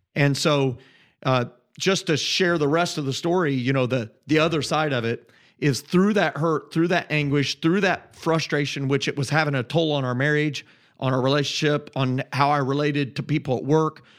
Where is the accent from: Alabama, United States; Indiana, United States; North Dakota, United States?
Indiana, United States; just south of Indianapolis, United States; moved away as an adult; I grew up in Indiana